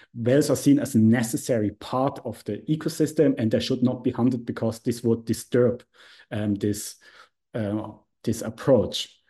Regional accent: Switzerland; I'm from Switzerland, so I studied history and Japanese studies at the University of Zurich

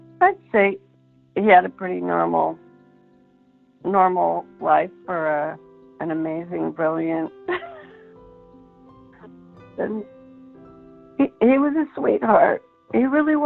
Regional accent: Idaho Falls, Idaho, United States; I was born and raised in Idaho Falls

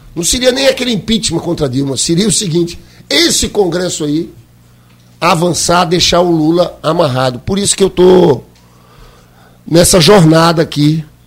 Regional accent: Paraíba, Brazil; now in Rio de Janeiro, Brazil; eu sou nordestino, paraibano, estou aqui no Rio

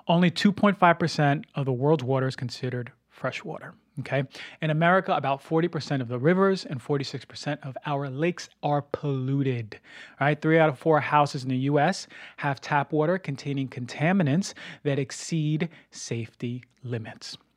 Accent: New Jersey, United States; also born or lived in Venice, Los Angeles; now in Los Angeles, United States; my hometown in New Jersey

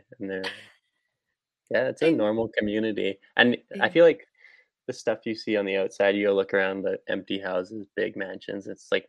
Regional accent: Whistler, British Columbia, Canada; born or raised there

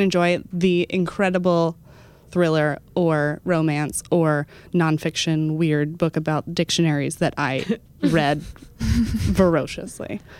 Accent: Dallas, Texas, United States; born or raised there; moved away

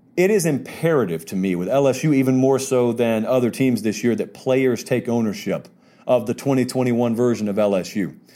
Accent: Georgia, United States; I grew up in Georgia

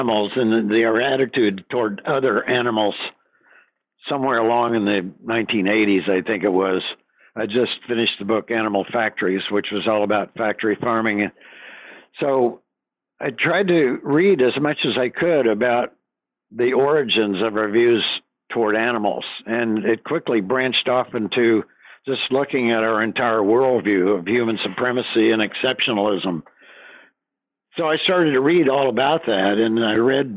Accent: the Ozarks of southwestern Missouri, United States; also born or lived in Wisconsin; My parents have pretty quickly moved to the Ozarks of southwestern Missouri. I was about a year old, and I was brought up on a farm

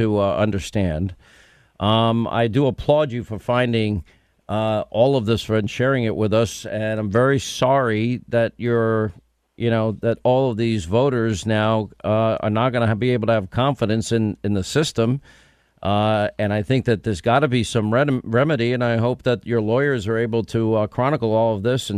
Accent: New York, United States; I grew up in New York

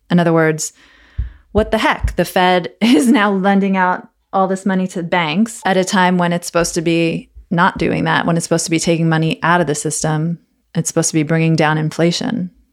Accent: United States; I'm an American

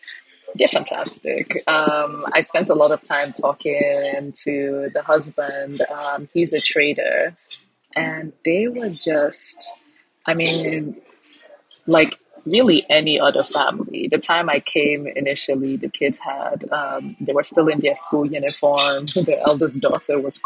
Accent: Nigeria; now in Lagos, Nigeria; forever Nigerian I am

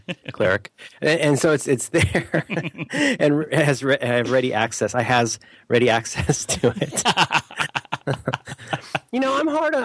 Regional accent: Florida, United States; as a kid growing up in Florida

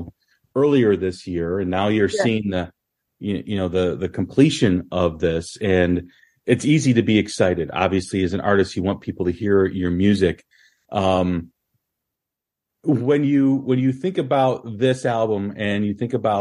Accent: United States; as an American fan

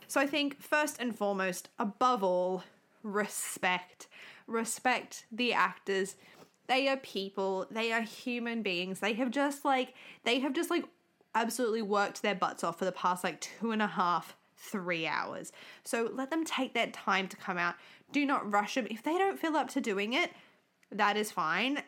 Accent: Australia; We're from Australia

